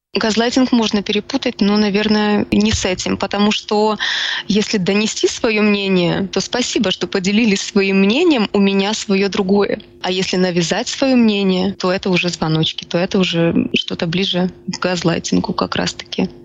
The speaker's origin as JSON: {"language": "Russian", "country": "Ukraine", "said": "Я украинка"}